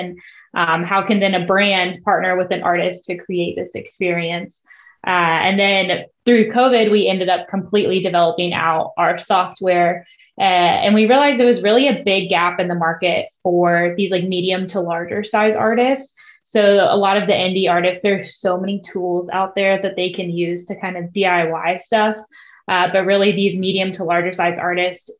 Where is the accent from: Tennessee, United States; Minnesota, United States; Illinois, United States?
Tennessee, United States; Nashville; I grew up in Nashville, always surrounded by music